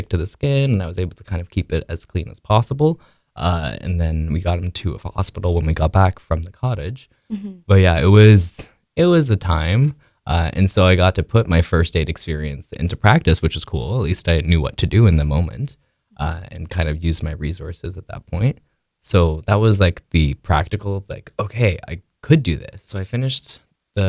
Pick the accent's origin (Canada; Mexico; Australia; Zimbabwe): Canada; Quebec; I grew up in Quebec and I was homeschooled